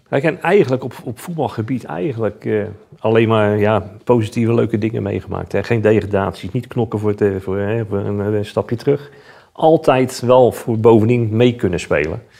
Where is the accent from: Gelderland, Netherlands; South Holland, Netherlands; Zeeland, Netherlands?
South Holland, Netherlands; Rotterdam; Ondanks dat het feit dat ik een eh, Rotterdammer ben